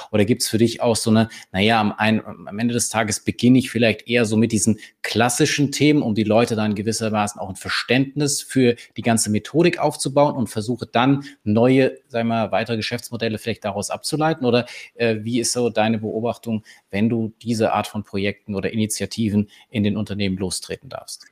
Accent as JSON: {"language": "German", "region": "Bavaria", "country": "Germany", "said": "als Bayer"}